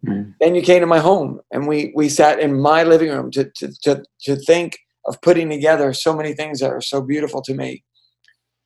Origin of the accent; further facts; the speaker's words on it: Hudson, New York, United States; met me in Hudson. You came to my hometown